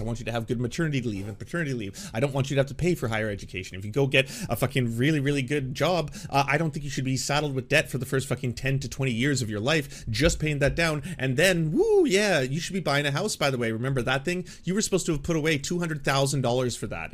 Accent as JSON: {"language": "English", "country": "Canada", "said": "I'm a Canadian"}